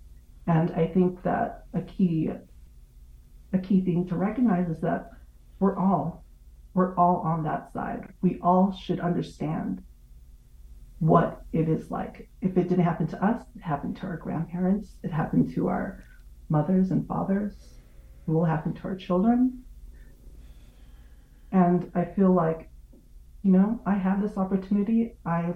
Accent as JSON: {"language": "English", "area": "near Watsonville", "region": "California", "country": "United States", "tie": "born or raised there", "said": "In California, I grew up like an hour away from Watsonville"}